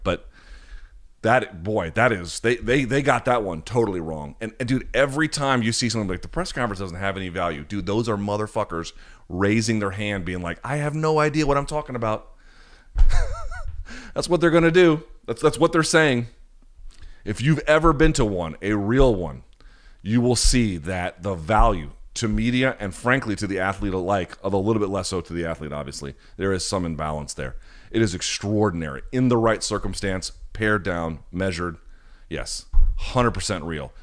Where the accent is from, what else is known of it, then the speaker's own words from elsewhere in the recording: United States; as an American